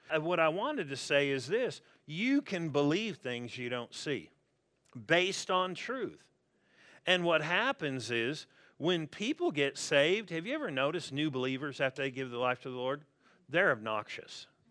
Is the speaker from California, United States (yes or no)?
yes; La Verne, California, United States; also born or lived in Pasadena; born and raised in Southern California